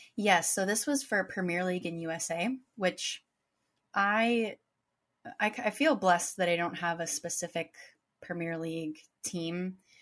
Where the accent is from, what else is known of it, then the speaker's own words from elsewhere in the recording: United States; I, as an American